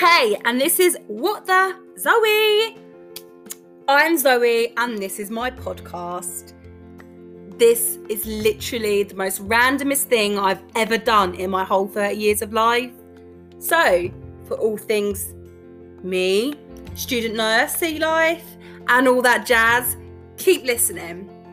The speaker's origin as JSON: {"language": "English", "region": "London", "country": "United Kingdom", "said": "I'm from London"}